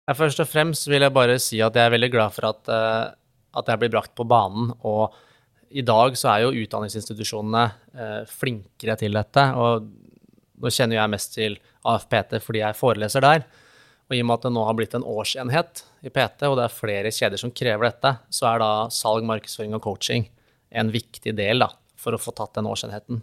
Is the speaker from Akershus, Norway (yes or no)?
yes; Vinterbro, Akershus, Norway; vi har akkurat flytta da til eh, hjemstedet mitt, som er eh, Vinterbro ved Tusenfryd